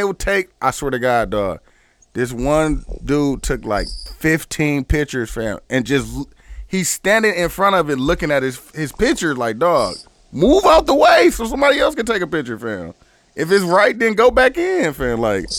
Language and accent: English; United States; the black guy from America